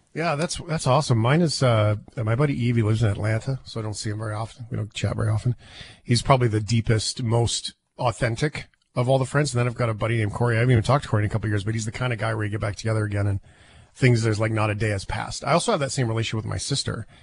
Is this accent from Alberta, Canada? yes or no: yes; Fort McMurray, Alberta, Canada; moved away; I grew up in Fort McMurray